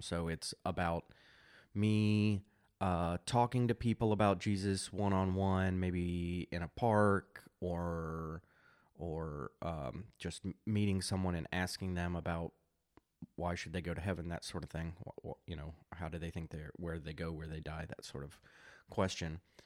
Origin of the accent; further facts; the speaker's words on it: United States; I, I'm an American, suburban, middle class